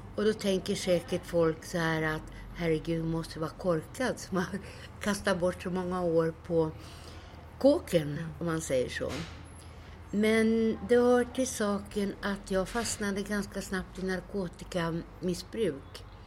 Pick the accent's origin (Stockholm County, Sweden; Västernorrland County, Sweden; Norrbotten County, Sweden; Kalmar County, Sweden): Stockholm County, Sweden; Stockholm; Jag växte upp i slummen på Söder